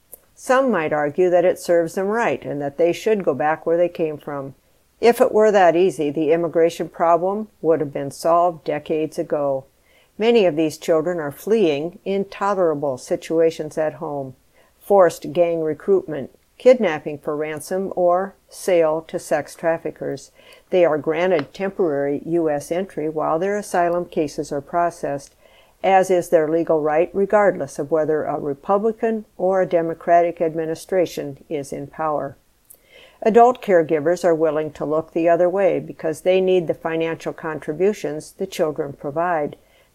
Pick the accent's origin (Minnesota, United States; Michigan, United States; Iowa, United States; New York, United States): Iowa, United States; Pleasantville; I grew up in one of those communities. Pleasantville, population 1,600. I love my hometown, but small towns like mine shouldn't decide what books are banned from libraries in cities like Cedar Rapids.